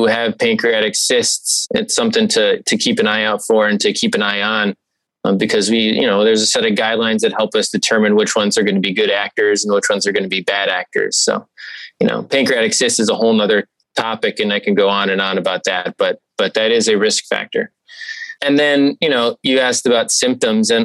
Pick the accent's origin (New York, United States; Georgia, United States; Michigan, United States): Michigan, United States; Okemos; moved away as an adult; also born or lived in Evanston, Illinois / Columbus, Ohio; now in Cleveland, United States; I grew up in Okemos, Michigan, a small town outside of East Lansing, Michigan State Territory